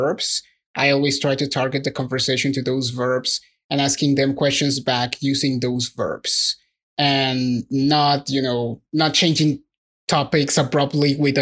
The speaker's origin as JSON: {"language": "English", "country": "Mexico", "first_language": "Spanish", "second_language": "English", "said": "I'm not a native English speaker. So, you know, like a Mexican English speaker"}